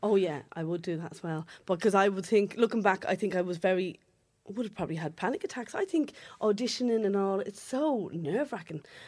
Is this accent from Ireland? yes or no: yes; Dublin, Leinster, Ireland; accent: Dublin working class